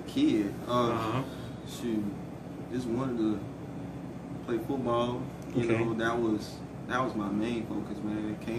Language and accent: English; Bowman, South Carolina, United States; Right here. Orangeburg, Bowman, somewhere in the middle.